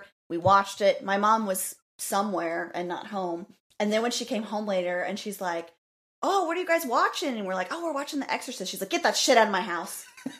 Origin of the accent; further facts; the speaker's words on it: St. Louis, Missouri, United States; we are obviously from St. Louis